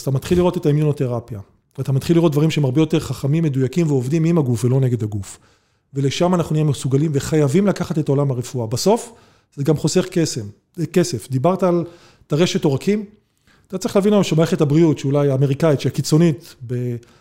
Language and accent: Hebrew; Israel; בתור יהודים, ישראלים